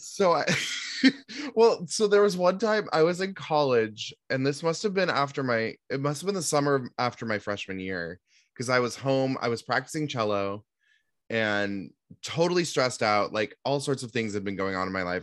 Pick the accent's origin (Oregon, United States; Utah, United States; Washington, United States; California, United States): Washington, United States; Seattle; growing up in Seattle